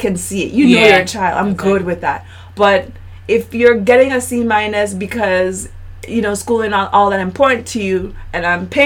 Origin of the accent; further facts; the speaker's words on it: U.S. Virgin Islands; moved away as an adult; now in Puerto Rico; I'm not from Puerto Rico. I've been here 7 years now. Originally from St. Thomas